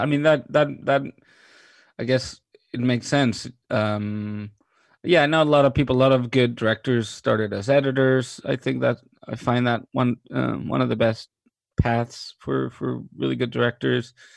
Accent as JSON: {"language": "English", "country": "Mexico", "tie": "born or raised there", "also_born_or_lived": "New York / London", "moved": "as an adult", "said": "I was born and raised in Mexico"}